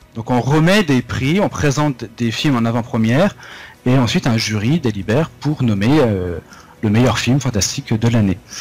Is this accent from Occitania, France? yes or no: no; Vosges, Lorraine, Grand Est, France; moved away; also born or lived in Nancy / Strasbourg / Paris / Toulon; ma région natale, donc euh, mon département, c'est les Vosges